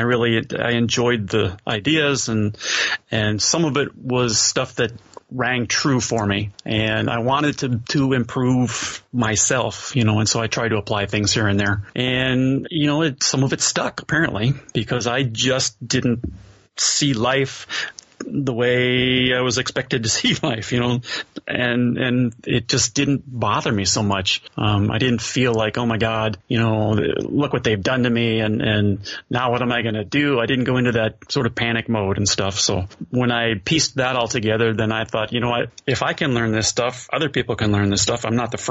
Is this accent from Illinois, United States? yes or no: yes; Chicago, Illinois, United States; moved away as an adult; now in Southern California, United States; I am originally from Chicago, born and raised on the South Side